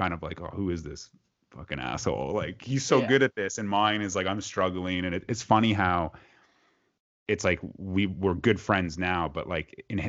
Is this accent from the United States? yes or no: no; Canada; I'm the Canadian.